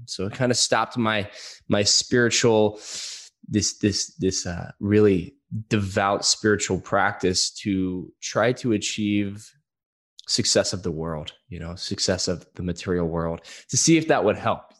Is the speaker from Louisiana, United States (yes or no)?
yes; Louisiana, United States; I'm from Louisiana